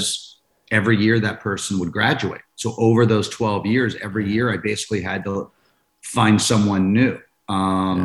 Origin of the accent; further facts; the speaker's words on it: Maryland, United States; I'm from Maryland, from DC, Maryland, and I grew up about 30 minutes away from the school